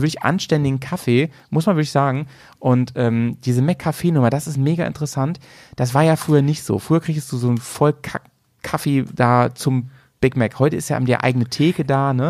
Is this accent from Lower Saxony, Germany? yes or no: yes; a village near Hannover, Lower Saxony, Germany; immer an den McDonalds in Hannover, das war so die Stadt, äh, die nächstgrößere Stadt von meinem, wo ich aufgewachsen